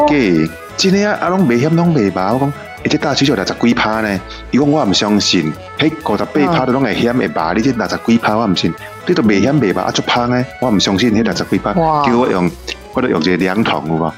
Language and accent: Chinese; Taiwan; 我们台湾人